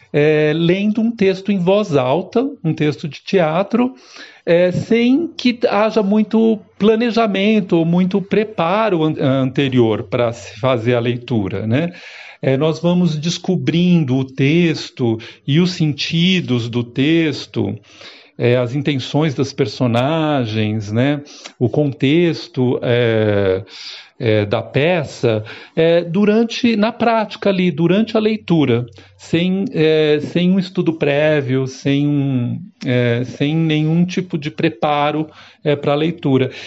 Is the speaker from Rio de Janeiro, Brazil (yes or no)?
no; São Paulo, Brazil; sou natural de São Paulo